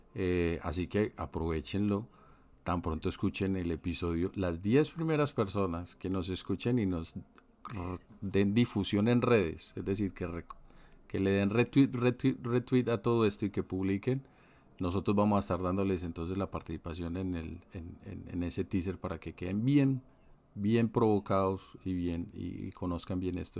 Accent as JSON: {"language": "Spanish", "country": "Colombia", "moved": "yes", "said": "Yo como colombiano que vivo en el exterior"}